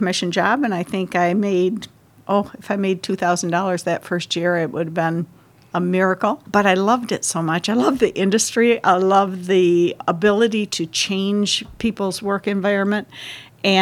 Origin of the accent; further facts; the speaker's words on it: Shelby, Michigan, United States; also born or lived in Lansing, Michigan / Coldwater, Michigan; now in Midland, United States; I consider a small town in western Michigan by the name of Shelby, Michigan, my hometown